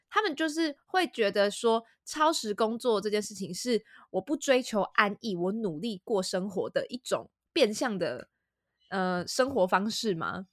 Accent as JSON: {"language": "Chinese", "country": "Taiwan", "said": "身为台湾人"}